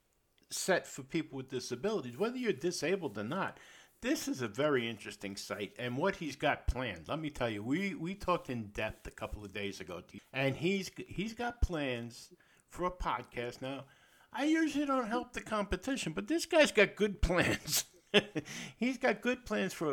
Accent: New York City, New York, United States; I was born and raised in the Bronx in New York

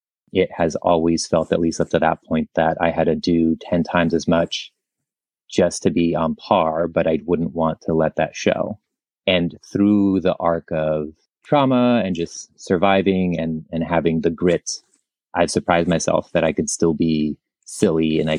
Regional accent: Tijuana, Baja California, Mexico; also born or lived in San Diego; I was born in San Diego, but lived across the border in Tijuana. I would crisscross the border every day, twice a day for 14 years to go to elementary and high school in San Diego.

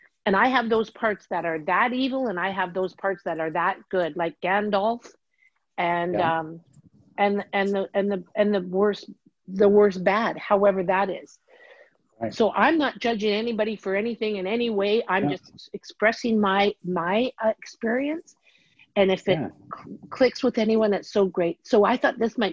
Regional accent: Canada; I'm Canadian

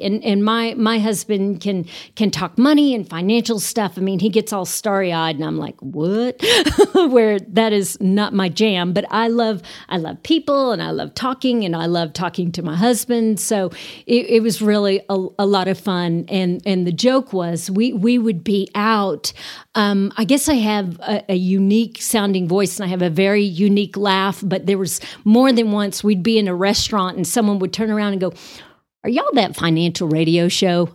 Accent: Amarillo, Texas, United States; also born or lived in Austin, Texas / Waco, Texas; I am from Amarillo, born and raised.

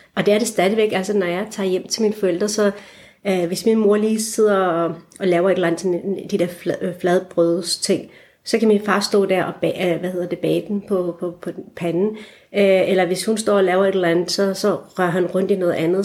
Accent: Esbjerg, Southern Denmark, Denmark; moved away as an adult; also born or lived in Aarhus / Copenhagen; jeg voksede op i Esbjerg, øh, og har stadigvæk en meget rodfæstet identitet i det jyske

